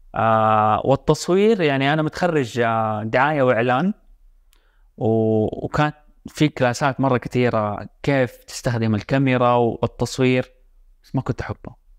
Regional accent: Jeddah, Makkah Province, Saudi Arabia; انا من جده

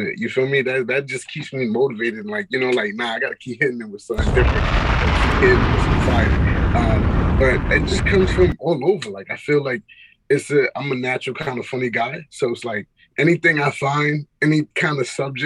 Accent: New York City, New York, United States; also born or lived in Atlanta; I am Haitian American. That's just nationality wise. But, you know, I'm from Queens, New York.

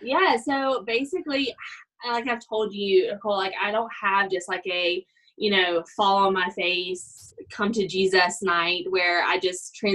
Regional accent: Alabama, United States; moved away as an adult; also born or lived in Georgia; now in Colorado Springs, United States; I am from Alabama.

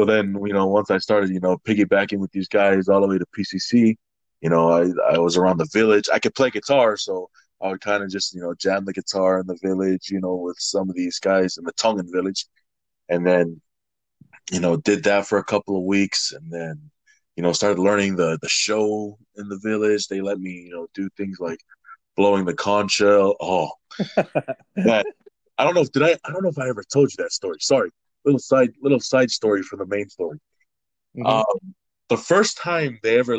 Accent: Salt Lake City, Utah, United States; also born or lived in Nampa, Idaho / New Zealand / Hawaii; Born in Idaho, raised in Utah, graduated from Bingham High School

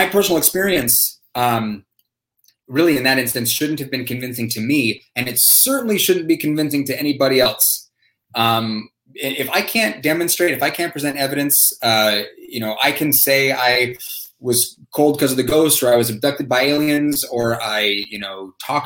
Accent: San Diego, California, United States; When I was growing up in San Diego, we had a screaming tree

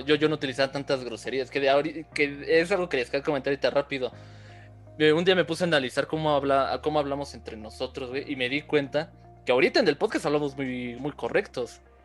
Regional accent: Mexico City, Mexico; nosotros como chilangos

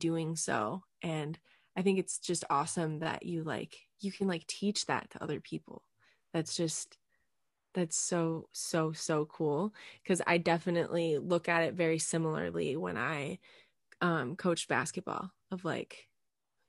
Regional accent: Escanaba, Michigan, United States; I grew up in Upper Michigan

